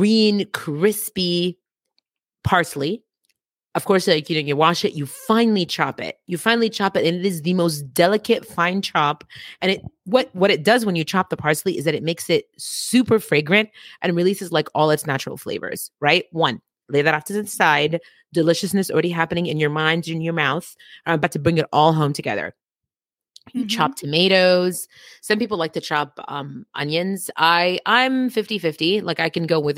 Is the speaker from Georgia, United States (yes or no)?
no; Virginia, United States; I'm from Virginia